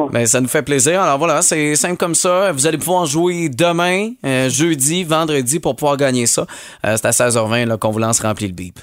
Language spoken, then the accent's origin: French; Montérégie, Quebec, Canada; chez nous en Montérégie